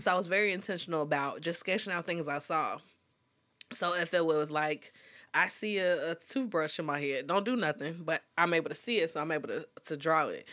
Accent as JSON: {"language": "English", "town": "Dolton", "region": "Illinois", "country": "United States", "said": "I'm from Dalton, Illinois, and it's the Chicagoland area"}